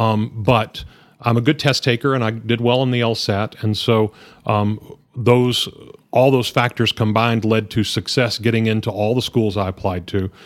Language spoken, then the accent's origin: English; Hereford, Texas, United States; also born or lived in Lubbock; I grew up in Hereford, uh, born and raised in the region